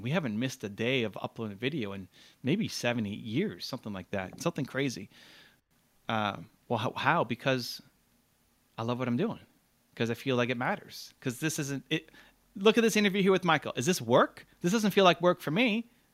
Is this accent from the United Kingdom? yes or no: no; Canada; I'm Canadian